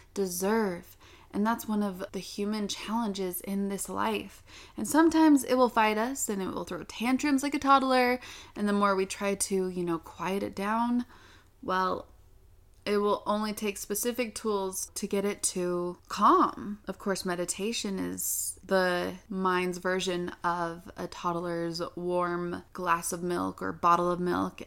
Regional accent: Utah, United States; I'm from Utah

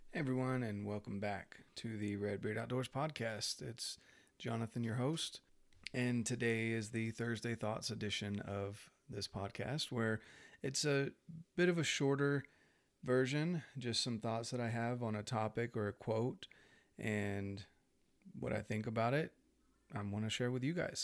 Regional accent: North Carolina, United States; I grew up in North Carolina, and I was born in ninety-two

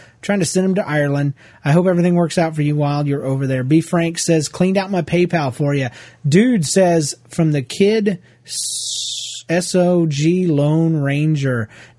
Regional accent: Ontario, Canada; It took us 3 days of driving to get there. We are from Ontario, Canada, but it was great.

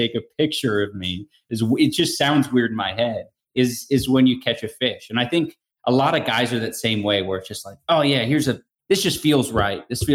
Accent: California, United States; I'm from California

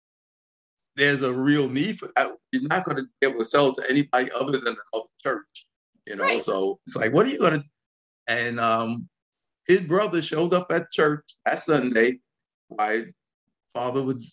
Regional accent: New York City, New York, United States; growing up in the South Bronx

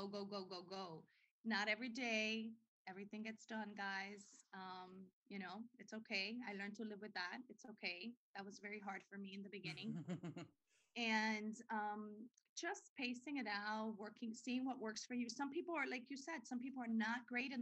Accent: Dominican Republic; now in United States; I was born in the Dominican Republic.

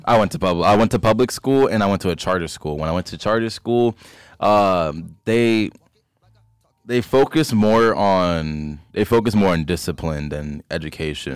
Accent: Philadelphia, Pennsylvania, United States; I grew up Allegheny area in Philly

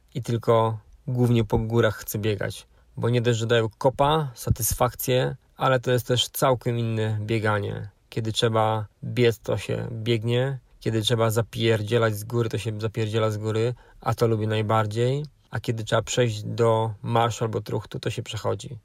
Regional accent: Brzeg, Opole Voivodeship, Poland; Pochodzę z niewielkiego miasta, metropolia to na pewno nie jest, brzeg, połowa drogi między Opolem a Wrocławiem

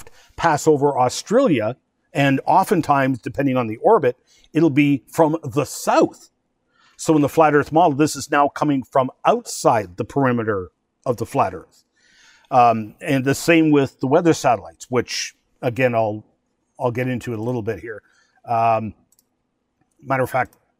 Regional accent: Chalk River, Ontario, Canada; Chalk River, my hometown

